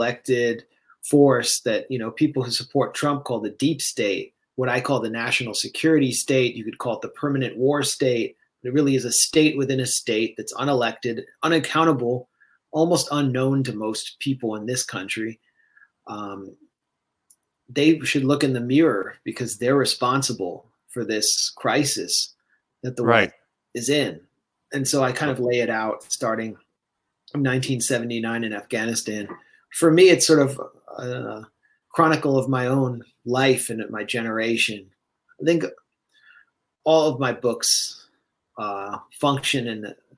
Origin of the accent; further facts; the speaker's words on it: Washington, District of Columbia, United States; I was raised in Washington, D.C.